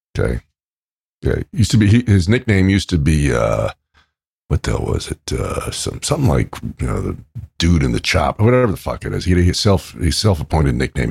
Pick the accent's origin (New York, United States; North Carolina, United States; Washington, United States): New York, United States; where I grew up in New York with my Italian friends